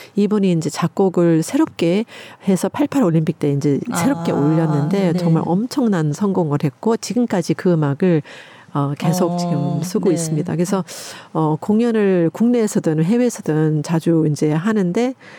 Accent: United States; now in South Korea; 미국에서 자랄 때

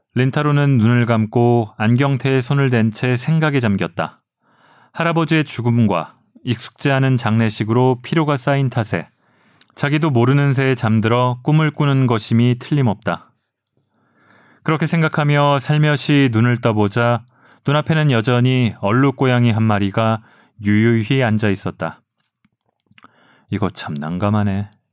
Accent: South Korea; 저는 한국인이고

